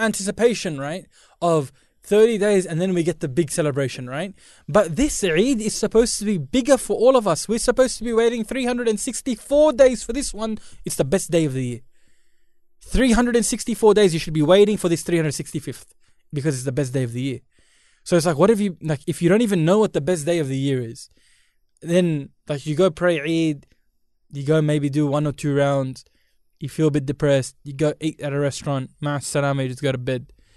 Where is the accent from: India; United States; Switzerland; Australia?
India; I'm Indian.